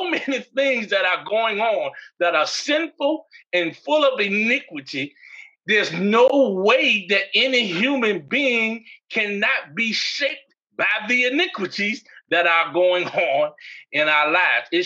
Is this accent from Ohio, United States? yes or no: no; New York, United States; also born or lived in Massachusetts; as I was growing up in New York and Massachusetts, when I moved to Virginia.